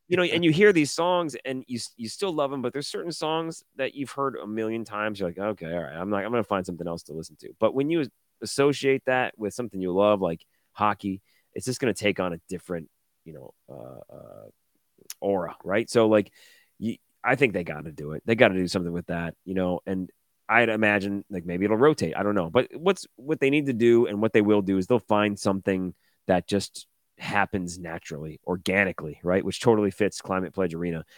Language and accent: English; Detroit, Michigan, United States; I'm not from Seattle. I grew up in Detroit.